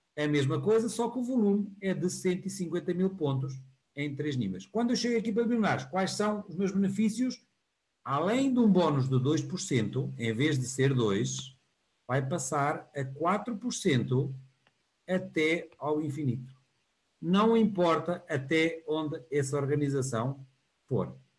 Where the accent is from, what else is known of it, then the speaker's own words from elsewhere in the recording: Porto, Norte, Portugal; eu sou aqui do Porto